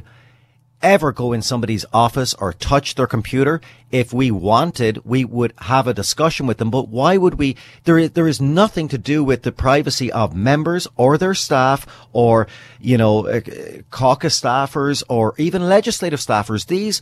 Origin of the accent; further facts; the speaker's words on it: British Columbia, Canada; me personally, as a British Columbian